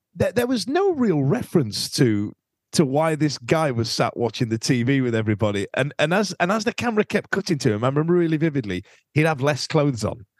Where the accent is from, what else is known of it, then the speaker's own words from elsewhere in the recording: Skegness, East Midlands, United Kingdom; growing up in Skeg, um, the junior school I was